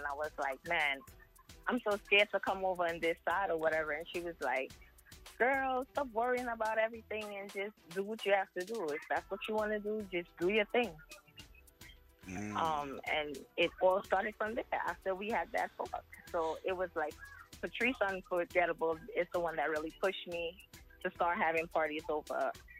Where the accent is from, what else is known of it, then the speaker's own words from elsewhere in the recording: Jersey City, New Jersey, United States; Yeah, I'm from Jersey City.